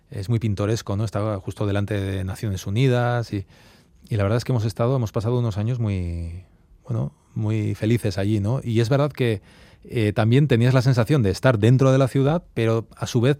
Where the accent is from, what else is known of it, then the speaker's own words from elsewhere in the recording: Arbizu, Navarre, Spain; moved away as an adult; also born or lived in Brussels / New York; yo soy de Arbizu, de un pueblo de mil habitantes, de Navarra, de, Sacana, ¿no? Y, y, es verdad que ya hace muchos años que, ya vivimos fuera, vivimos en Bruselas también